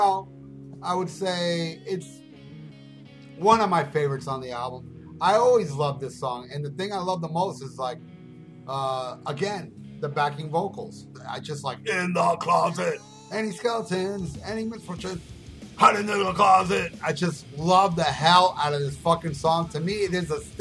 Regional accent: United States; I'm as an American as the American Indians because we were all born here

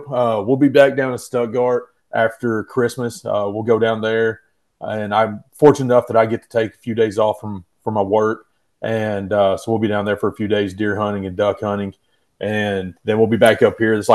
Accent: Canada; I'm a Canadian.

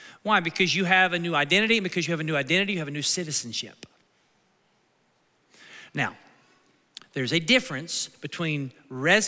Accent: United States; My citizenship is where? It's in America. I'm an American citizen

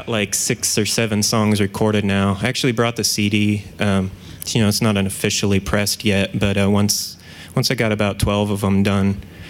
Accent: Nebraska, United States; also born or lived in South Dakota / Ankara, Turkey / Indiana; So I was born in South Dakota, and then we moved to Ankara, Turkey, which is the capital, and then to Nebraska. I grew up there from like, you know, preschool to fifth grade, and then right from fifth to sixth grade, we moved to Indiana.

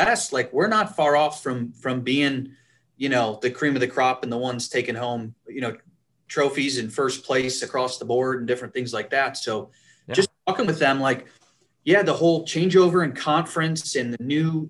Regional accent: Western New York, United States; I grew up in Western New York

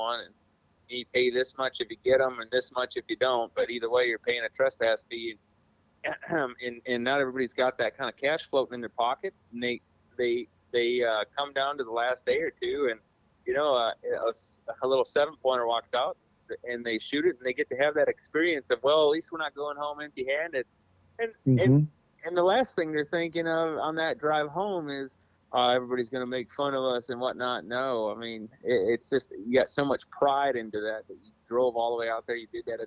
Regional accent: Waukesha, Wisconsin, United States; Where I grew up in Waukesha area

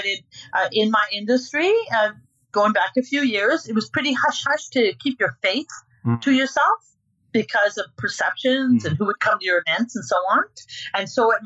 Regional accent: Prince Edward Island, Canada; And I was born in Prince Edward Island, a potato girl. We're called Spud Islanders from Prince Edward Island.

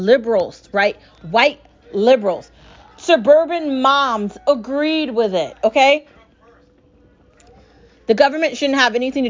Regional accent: United States; I was born here. I've lived here my entire life

